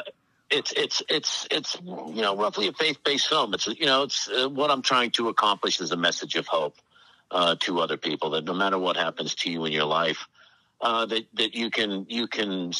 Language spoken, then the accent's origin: English; Fairfield County, Connecticut, United States; also born or lived in Massachusetts; I grew up in Fairfield County, you know, private schools